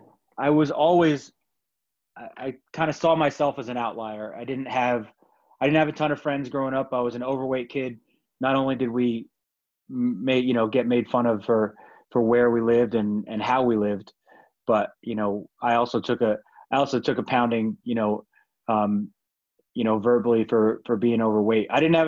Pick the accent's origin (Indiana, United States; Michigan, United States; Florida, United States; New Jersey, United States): New Jersey, United States; Glen Rock; also born or lived in Paterson; Yeah, actually, I was born in Paterson, New Jersey, which is